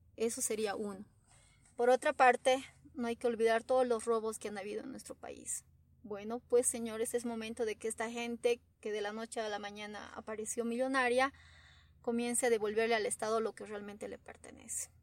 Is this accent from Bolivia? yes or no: yes; Bolivia; como bolivianos